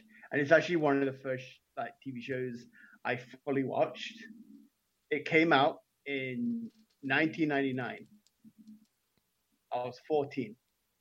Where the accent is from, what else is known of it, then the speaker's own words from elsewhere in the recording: England, United Kingdom; I'm English